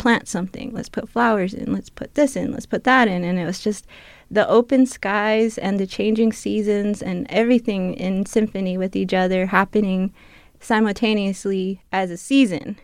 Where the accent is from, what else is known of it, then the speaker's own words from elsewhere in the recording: New Fields, Arizona, United States; moved away; I'm from the Tana Autumn Nation. I am Tana Autumn, and I come from a village called Newfield